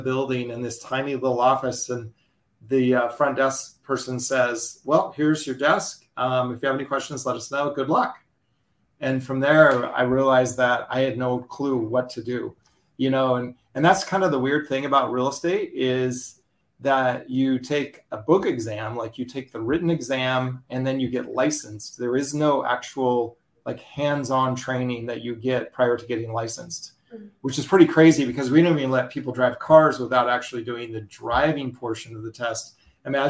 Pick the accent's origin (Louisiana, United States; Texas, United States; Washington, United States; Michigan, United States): Washington, United States; Bellingham; I'm located in Bellingham, Washington, which is about 100 miles north of Seattle. We're actually closer to Vancouver, BC than we are to Seattle. So Wow. Beautiful place here in the Pacific Northwest. We've got mountains, we've got ocean, we've got islands. It's phenomenal. It's a big demand location people want to move to. So a lot of people moving into the area.